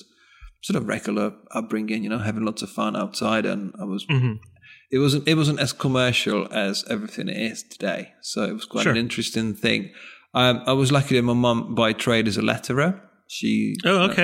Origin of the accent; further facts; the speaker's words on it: northeast Czech Republic, Czechia; moved away; I grew up in the northeast of Czech Republic, what used to be Czechoslovakia actually at that time